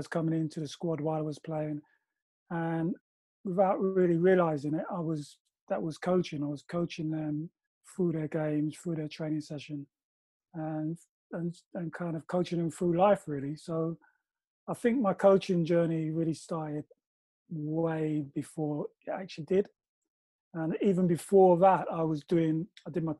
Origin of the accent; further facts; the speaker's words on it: London, United Kingdom; I lived in South London. I grew up in Stockwell.